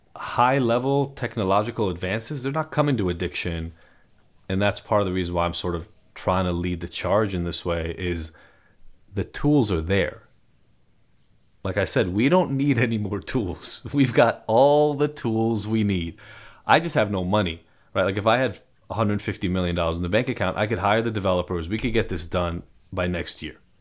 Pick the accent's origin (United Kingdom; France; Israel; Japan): Israel; English is a second language; now in United States; I'm from Israel originally, so I am a first generation, um, immigrant to the States